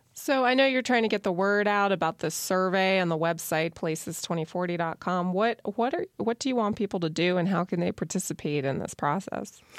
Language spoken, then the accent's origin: English; Lancaster, Pennsylvania, United States; I'm from Lancaster and I've noticed the city change a lot in a lot of positive ways